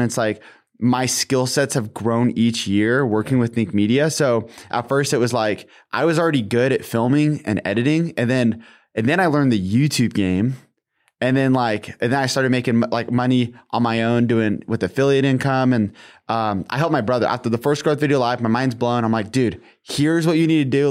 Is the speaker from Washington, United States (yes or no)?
yes; Washington, United States; I'm from Washington State